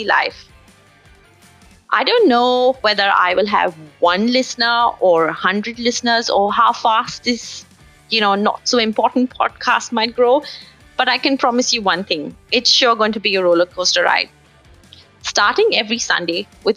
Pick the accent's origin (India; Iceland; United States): India; now in Melbourne, Australia; as an Indian woman living by herself down under in beautiful Melbourne